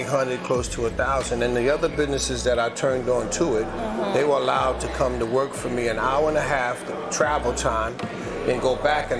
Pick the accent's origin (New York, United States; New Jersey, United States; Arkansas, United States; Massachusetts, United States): New York, United States; I'm from Harlem, 164th Street, Amsterdam.